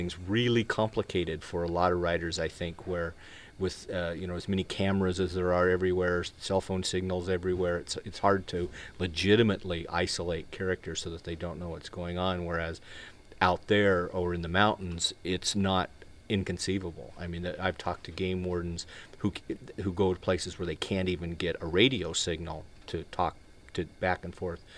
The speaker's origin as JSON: {"language": "English", "region": "Wyoming", "country": "United States", "tie": "born or raised there", "said": "the guy is a friend of mine that I grew up with in Wyoming"}